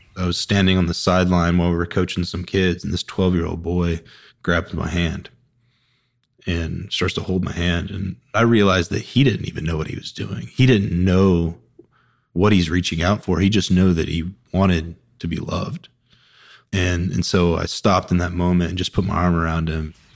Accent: Woodstock, Georgia, United States; now in Charlotte, United States; I'm from Woodstock, Georgia, which is just north of Atlanta

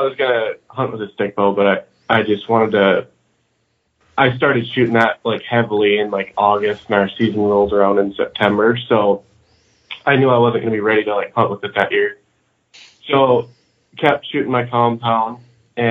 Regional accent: Minnesota, United States; I'm from Minnesota.

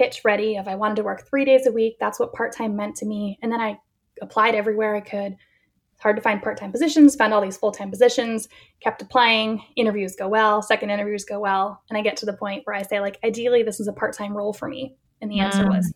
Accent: New England, United States; now in Berkeley, United States; I grew up in New England, so I'm still connected there as a sports fan

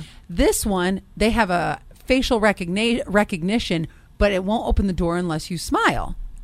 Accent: Ohio, United States; I'm from Ohio

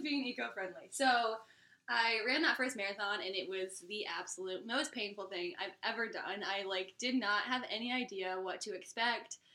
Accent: Iowa, United States; now in North Carolina, United States; I live in the state of North Carolina, but I was born and raised in Iowa

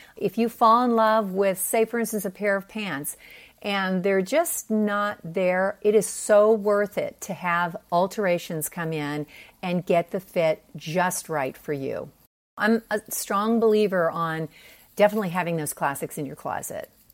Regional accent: Pennsylvania, United States; moved away as an adult; also born or lived in Park City, Utah; now in San Diego, United States; I grew up in Pennsylvania.

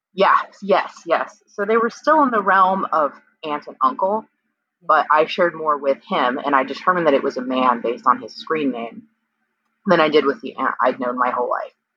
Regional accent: Kansas, United States; I'm from Kansas and I was born in 1980

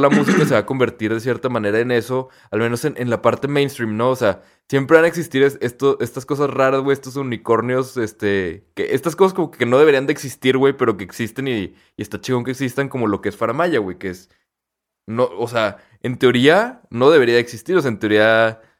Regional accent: Torreón, Coahuila, Mexico; somos de Torreón, ¿no? Y que aquí no hay tanto tráfico

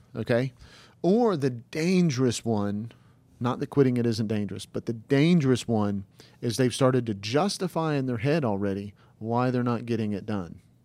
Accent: the South, United States; we're from the South

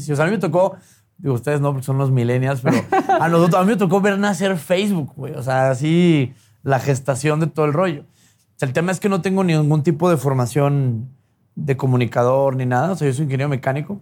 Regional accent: Chihuahua, Mexico; yo nazco en Chihuahua hace 37 años, que me va súper más joven, entiendo. Este, y, infancia padre, güey. O sea, feliz niño de rancho

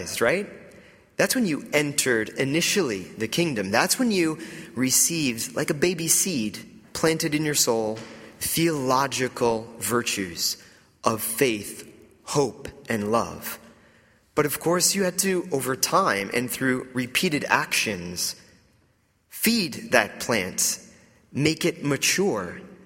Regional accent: Atlanta, Georgia, United States; moved away as an adult; also born or lived in New York; I grew up in the Bible Belt in Atlanta, Georgia, in the outskirts of Atlanta

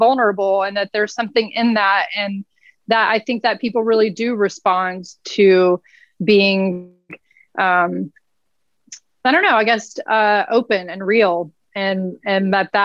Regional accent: Nashville, Tennessee, United States; I'm from Nashville

